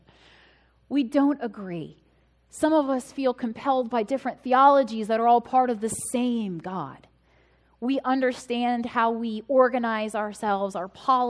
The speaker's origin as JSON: {"language": "English", "country": "United States", "tie": "born or raised there", "said": "I am an American citizen. Yes, I was born here."}